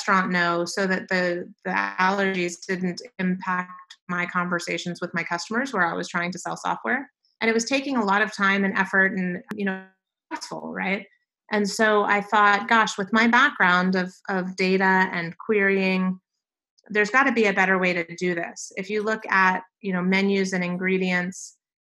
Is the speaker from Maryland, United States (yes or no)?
yes; Silver Spring, Maryland, United States; moved away as an adult; also born or lived in Nashville, Tennessee; now in Phoenix, United States; I grew up in the Washington, D.C. metropolitan area, so right on the Maryland side in Silver Spring